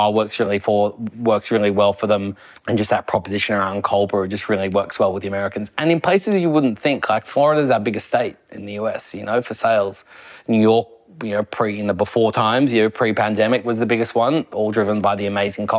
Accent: Australia; as an Aussie

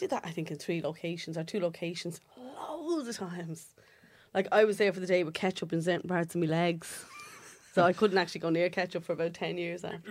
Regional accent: Dublin, Leinster, Ireland; accent: Dublin working class

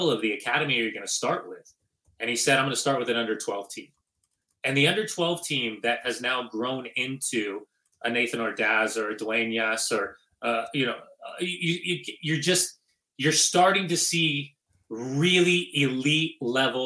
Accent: Upland, California, United States; I'm a kid from Upland, California, right? I mean, I grew up, I went to Fullerton. I grew up playing in the club soccer scene in Southern California

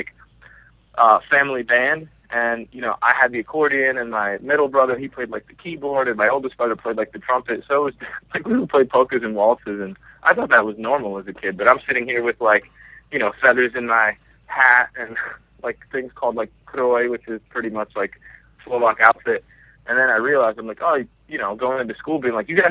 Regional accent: Bethlehem, Pennsylvania, United States; I was born and raised in Pennsylvania, like Bethlehem, actually

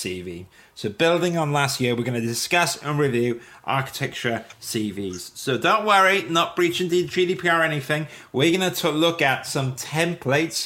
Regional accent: Wales, United Kingdom; I'm Welsh. I can't even speak Welsh

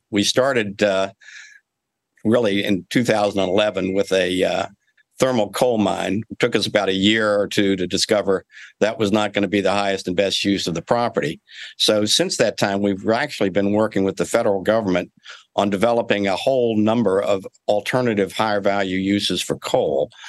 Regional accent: Kentucky, United States

